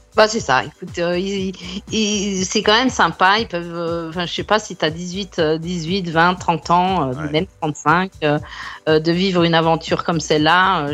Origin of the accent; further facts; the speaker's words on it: France; now in Australia; en tant que française